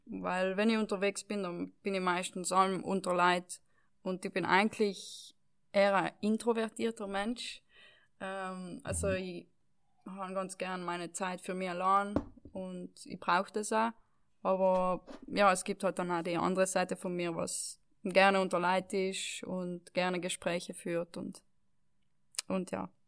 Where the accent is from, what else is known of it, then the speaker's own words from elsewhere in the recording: Val Gardena, South Tyrol, Trentino-Alto Adige, Italy; das Dorf, wo ich aufgewachsen bin, sind wohnen 3.000, 4.000, na weniger, 2.000, 3.000 Leute. Ähm, jetzt in ganz Gräden wohnen 10.000 Leute